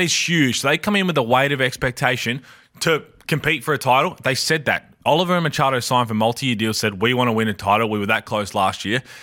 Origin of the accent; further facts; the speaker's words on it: Adelaide, South Australia, Australia; I'm from Adelaide.